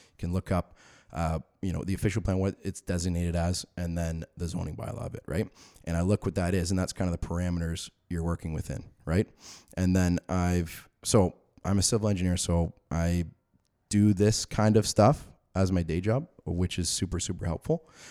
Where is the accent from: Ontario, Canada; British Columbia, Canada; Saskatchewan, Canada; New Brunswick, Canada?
Ontario, Canada; Orangeville; I grew up in the Orangeville area